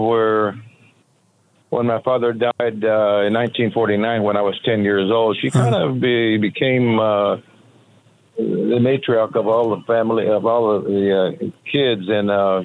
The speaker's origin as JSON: {"language": "English", "town": "Tulare", "region": "California", "country": "United States", "moved": "yes", "lives_now": "Las Vegas, United States", "said": "I'm from Tulare, California, in the San Joaquin Valley between Fresno and Bakersfield"}